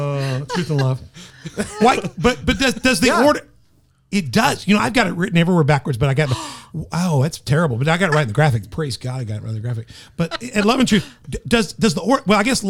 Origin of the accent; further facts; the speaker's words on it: Tennessee, United States; I'm from Tennessee.